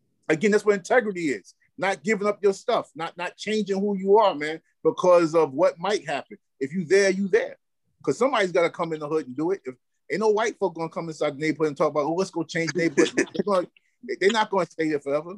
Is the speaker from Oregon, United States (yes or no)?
no; New York City, New York, United States; I grew up in Cypress Projects.